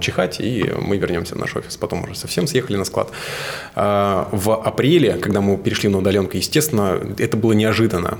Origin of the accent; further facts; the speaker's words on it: Suzun, Novosibirsk Oblast, Russia; Я вырос на реке, я из Сузуна, и там Сузунка, собственно, Обь.